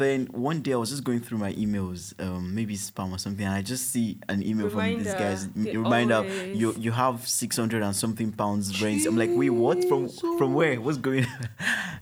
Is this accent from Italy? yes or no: no; Lagos, Nigeria; moved away as an adult; also born or lived in Manchester, United Kingdom; now in United Kingdom; I was a Lagos boy